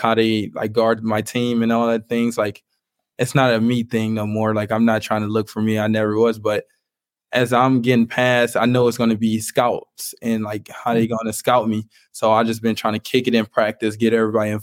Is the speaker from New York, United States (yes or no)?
no; Cleveland, Ohio, United States; I'm from Cleveland. I'm from like the inner city.